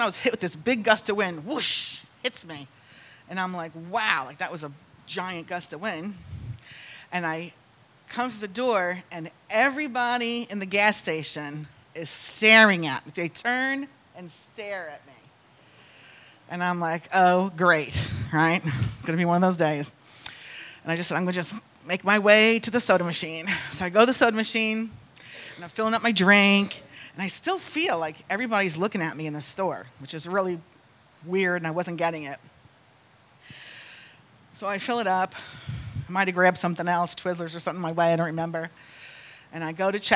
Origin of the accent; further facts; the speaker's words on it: North Carolina, United States; I'm from North Carolina